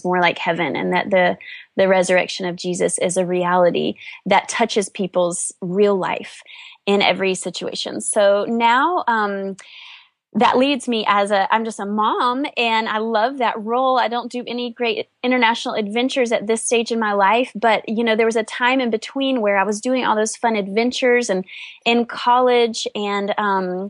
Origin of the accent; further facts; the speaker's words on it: North Carolina, United States; I grew up in a sweet small town in North Carolina